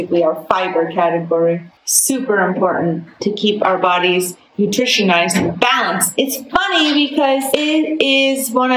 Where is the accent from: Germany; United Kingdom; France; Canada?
Canada; East Coast; now in Alberta, Canada; I grew up on the East Coast. We don't really do steak